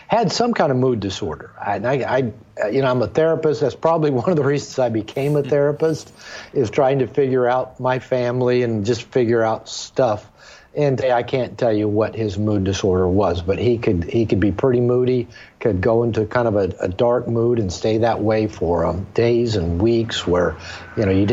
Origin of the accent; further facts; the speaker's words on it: Seattle, Washington, United States; moved away as an adult; now in Puerto Vallarta, Mexico; I'm a native of Seattle, Washington, and when I was growing up in the Seattle area